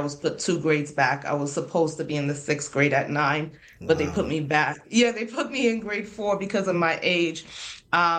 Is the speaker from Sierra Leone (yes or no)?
yes; Freetown, Western Area, Sierra Leone; now in United States; So I come from Freetown, Sierra Leone, Freetown being the capital of Sierra Leone